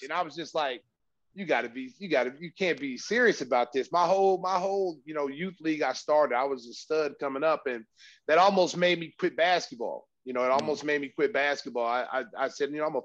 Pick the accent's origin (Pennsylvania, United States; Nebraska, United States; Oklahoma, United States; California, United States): Oklahoma, United States; I grew up in Oklahoma, where football is